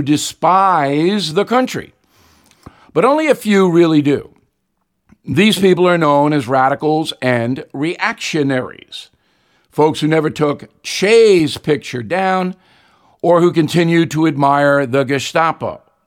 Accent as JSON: {"language": "English", "town": "Levittown", "region": "New York", "country": "United States", "tie": "born or raised there", "said": "We didn't have much growing up in Levittown"}